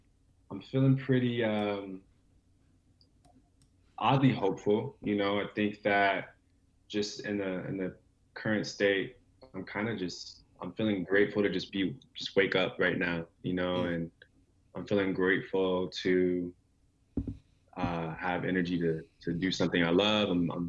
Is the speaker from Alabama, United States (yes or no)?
no; Anaheim, California, United States; also born or lived in Arizona / Michigan; now in Seattle, United States; I grew up in several places. I was born in California. I spent about 9 years of my life there, off and on, in Anaheim. And then, you know, I lived in Arizona for quite a bit as a child.